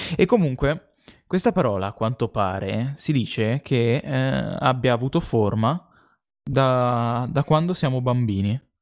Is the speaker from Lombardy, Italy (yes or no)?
no; Tuscany, Italy; si sente che siamo toscani